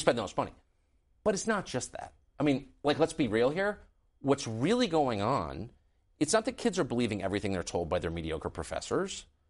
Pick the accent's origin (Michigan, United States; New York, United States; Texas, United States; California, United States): California, United States; San Diego; also born or lived in San Francisco / Los Angeles; I grew up in California. I was born in San Francisco and lived in Los Angeles, and then really grew up in La Jolla